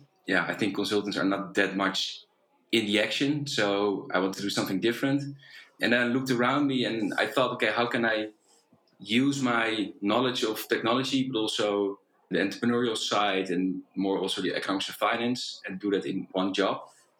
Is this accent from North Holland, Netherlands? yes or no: no; The Hague, South Holland, Netherlands; also born or lived in Delft; So I grew up in The Hague.